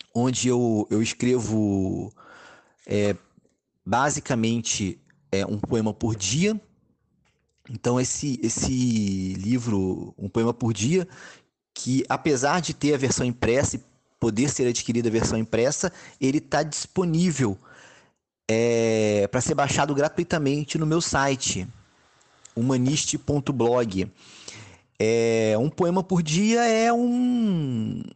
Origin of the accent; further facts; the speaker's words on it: Volta Redonda, Rio de Janeiro, Brazil; moved away as an adult; now in Rio de Janeiro, Brazil; eu sou de Volta Redonda, interior do estado do Rio